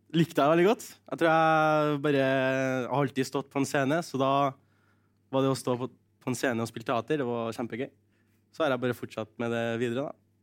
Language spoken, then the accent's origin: Norwegian; Norway; kulturskolen i Ressa, der jeg kommer fra